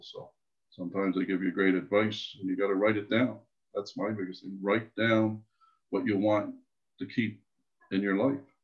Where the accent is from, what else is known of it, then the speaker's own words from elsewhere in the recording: Canada; I was born on the East Coast.